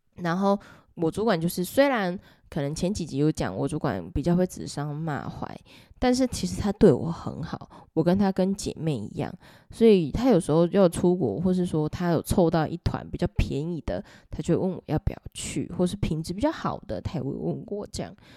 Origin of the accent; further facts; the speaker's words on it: Taiwan; 我们都是台湾人